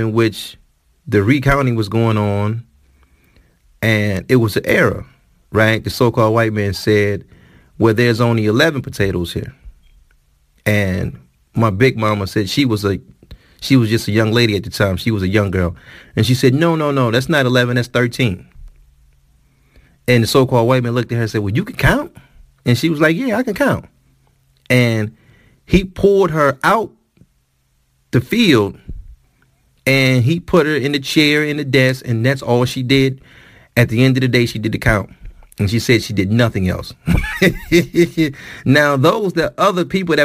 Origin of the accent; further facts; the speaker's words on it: Detroit, Michigan, United States; In the city of Detroit, my hometown